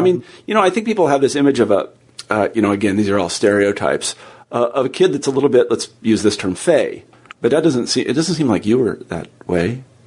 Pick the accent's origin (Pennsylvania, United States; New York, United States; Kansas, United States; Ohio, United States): Kansas, United States; moved away as an adult; also born or lived in Iowa; I grew up in Kansas